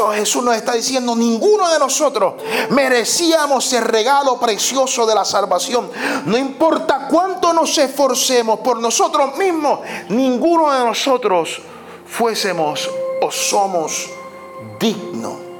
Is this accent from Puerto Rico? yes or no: yes; Puerto Rico; nuestra cultura como puertorriqueños, nuestra cultura puertorriqueña es una cultura muy peculiar